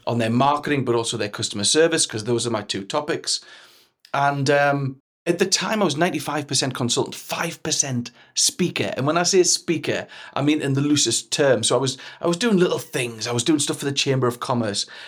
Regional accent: Newcastle upon Tyne, North East England, United Kingdom; accent: Geordie; my Geordie text and type thing

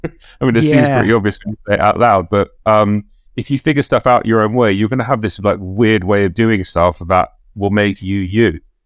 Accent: London, United Kingdom; Yeah, I grew up in North London. So I was in Soho at the weekends at the record stores

